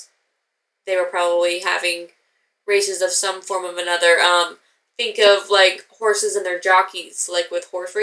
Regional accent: Pacific Northwest, United States; we are from the Pacific Northwest

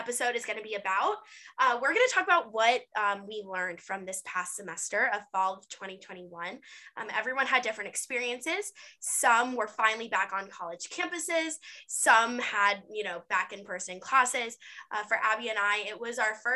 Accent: East Cobb, Atlanta suburbs, Georgia, United States; I'm not really from Atlanta. I'm from the suburbs.

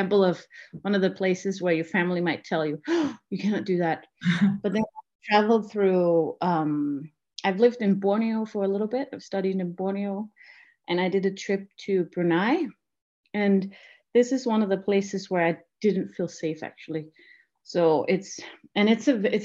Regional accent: Denmark; I'm from Denmark

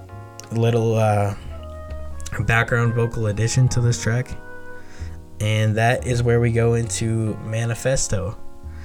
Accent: Canada; I'm from Canada

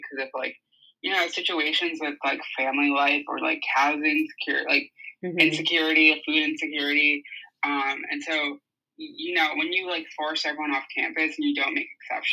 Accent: New York City, New York, United States; I am from New York City, specifically Queens

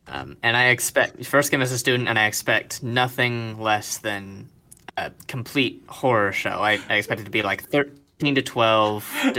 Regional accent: Georgia, United States; moved away as an adult; I grew up in Georgia country, so I had to deal with that for the first 18 years or so.

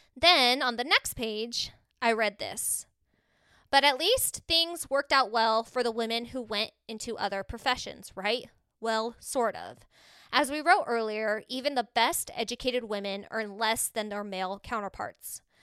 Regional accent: Mesa, Arizona, United States; I'm from Mesa, Arizona, and there's a lot of Mormons here

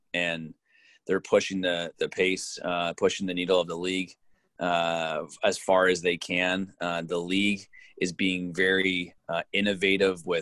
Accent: Ontario, Canada; now in British Columbia, Canada; I come from Ontario, so this is a place that I'm not, it's not my home. I've been here for many years now out in BC

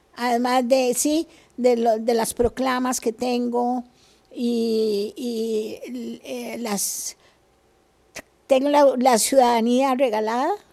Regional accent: Costa Rica; also born or lived in Spain / United States; Como buen costarricense

